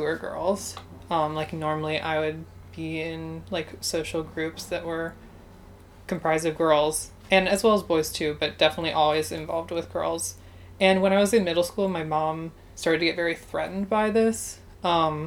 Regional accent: Baltimore, Maryland, United States; also born or lived in Stoneleigh / Philadelphia; I was born in Baltimore, Maryland

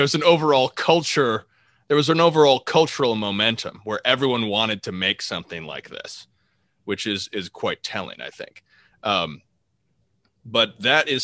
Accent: United States; as an American

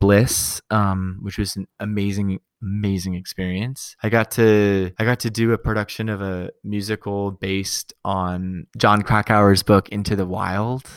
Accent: United States; also born or lived in California / Colorado; now in New York City, United States; I grew up in California and Colorado

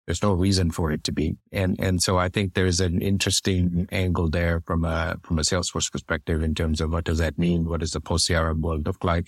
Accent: Toronto, Ontario, Canada; I grew up in Toronto

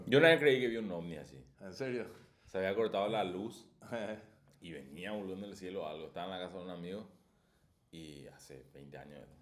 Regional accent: Paraguay

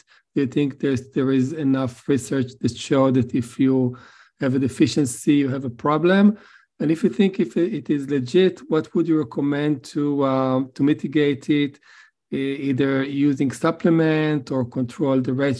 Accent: Massachusetts, United States; from Massachusetts

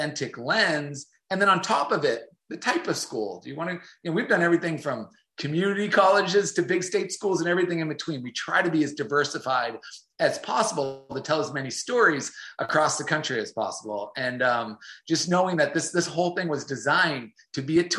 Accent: North Shore of Boston, Massachusetts, United States; moved away as an adult; also born or lived in Jacksonville, Florida; I grew up on the North Shore of Boston.

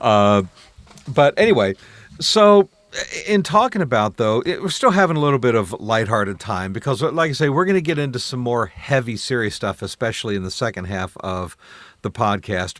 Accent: Columbus, Ohio, United States; now in Michigan, United States; I was raised in Columbus, Ohio

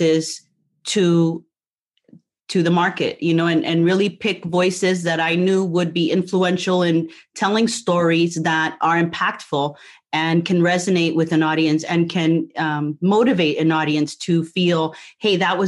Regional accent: New Jersey, United States; moved away as an adult; also born or lived in Puerto Rico; now in Florida, United States; I grew up in Jersey

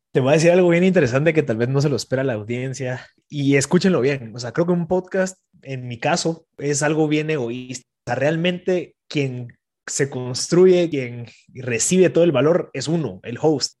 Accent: Guatemala

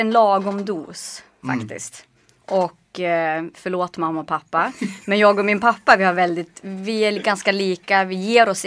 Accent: Norrland, Sweden; Men det är ju ingen, inga avstånd hemma i Norrland.

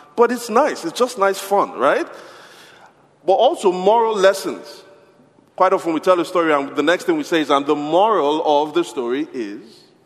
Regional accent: Nigeria; I'm from Nigeria

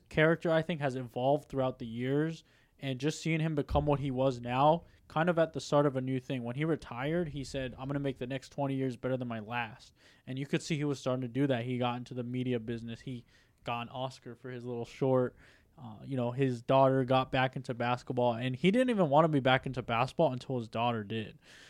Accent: San Diego, California, United States; moved away; I grew up in San Diego, so not L.A., but San Diego's Lakers town.

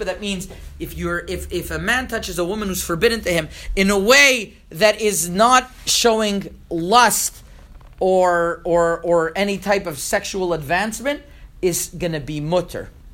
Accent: Montreal, Quebec, Canada; moved away; also born or lived in Toronto; I grew up in Montreal, and I lived in Toronto for five years

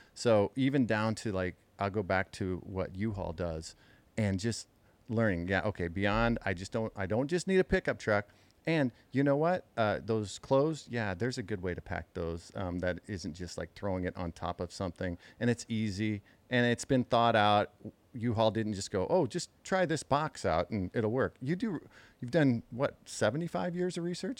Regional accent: Midwest, United States; growing up in the Midwest

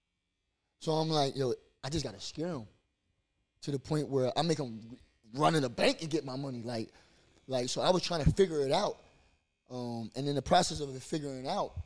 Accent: Trenton, New Jersey, United States; I grew up in Wilbur section

